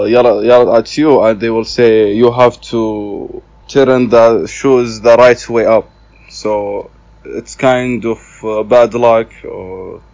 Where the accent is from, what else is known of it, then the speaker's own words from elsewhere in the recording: Zulfi, Riyadh Province, Saudi Arabia; I am from Saudi Arabia, from Riyadh, which is the capital in Saudi Arabia. I grew up in a small city which called Zulfi.